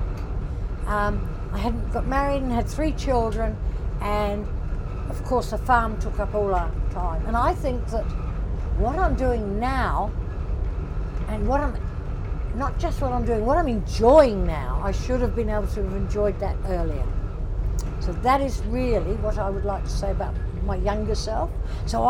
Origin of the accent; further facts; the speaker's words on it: England, United Kingdom; moved away as an adult; now in New Zealand; I was born in England, and at 23, I came from England to New Zealand.